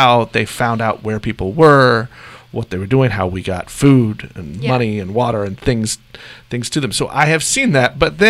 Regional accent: Joplin, Missouri, United States; moved away; I am from the Joplin, Missouri area.

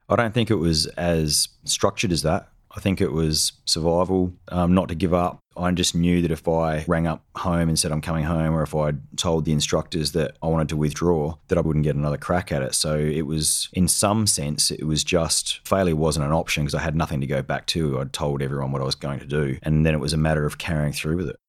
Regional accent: South Australia, Australia; I grew up in South Australia

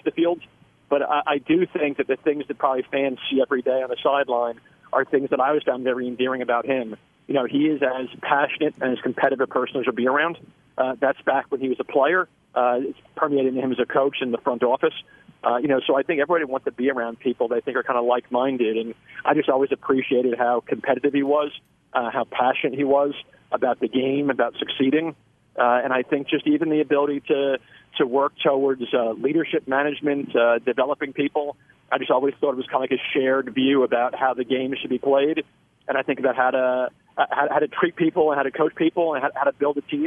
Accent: New York, United States; moved away as an adult; also born or lived in Kansas City; now in Nashville, United States; born and raised in New York my whole life

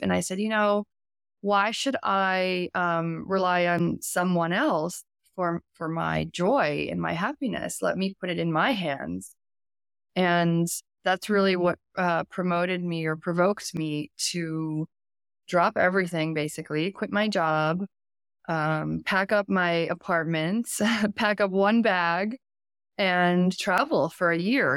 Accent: the Hamptons, New York, United States; moved away as an adult; now in Paris, France; I grew up in New York, in the Hamptons, which is a very wealthy area of America

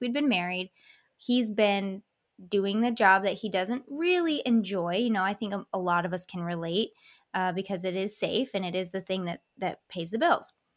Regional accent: Michigan, United States; I grew up in Michigan in a very semi-historical town

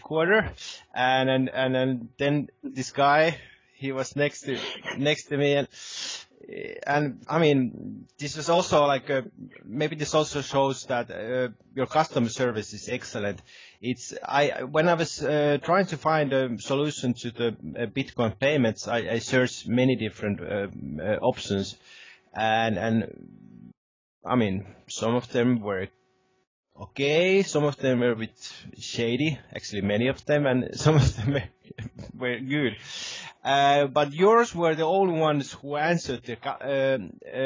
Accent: Helsinki, Uusimaa, Finland; moved away as an adult; now in Lapland, Finland; I'm originally from the Helsinki area, which is the capital of Finland.

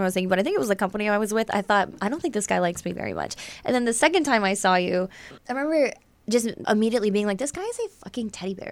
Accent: Essex County, Ontario, Canada; I'm from Essex

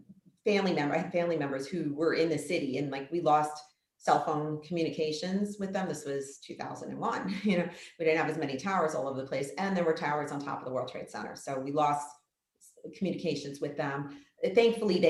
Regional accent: New York City, New York, United States; I grew up in the New York City area

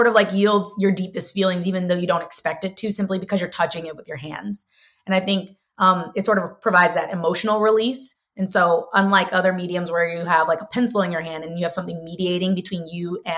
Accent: St. Louis, Missouri, United States; I'm originally from St. Louis, Missouri, born and raised in South City

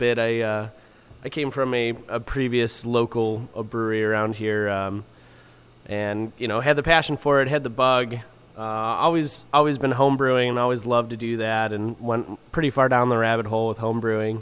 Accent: Parma, Ohio, United States; also born or lived in Kent, Ohio / Cleveland, Ohio; I grew up in Parma is where I'm from

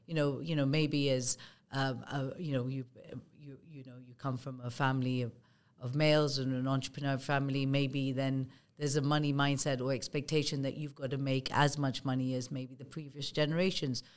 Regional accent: Kenya; moved away; also born or lived in United Kingdom; I'm of Indian origin. I was born and brought up in Kenya

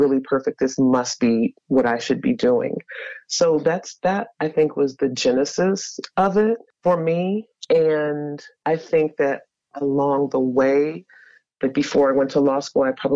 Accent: Howard County, central Maryland, United States; also born or lived in Baltimore, Maryland; I grew up in central Maryland, Howard County, mm-hmm. for the most part

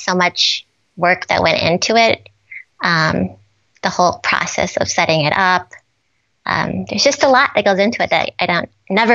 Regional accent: Minnesota, United States; Growing up in Minnesota

